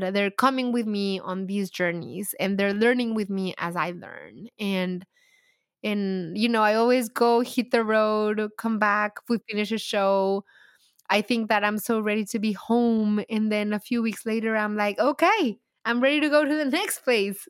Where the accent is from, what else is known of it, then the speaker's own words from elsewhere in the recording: Mexico; accent: heavy accent; English is a second language; moved away as an adult; also born or lived in Dallas, United States; now in United States; And I love my home country, too. And I feel like the more the years go by, the deeper my roots grow into Mexico.